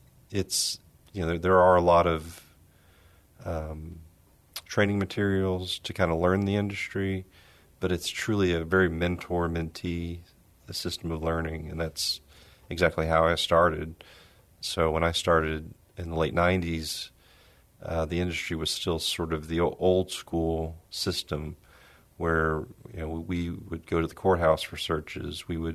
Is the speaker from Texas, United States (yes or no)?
yes; San Antonio, Texas, United States; San Antonio. Went to school. I graduated from UTSA, studied communications